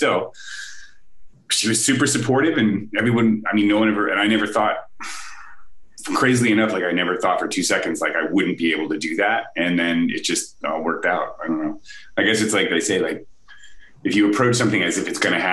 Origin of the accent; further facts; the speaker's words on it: Albany, New York, United States; moved away as an adult; now in California, United States; growing up in Albany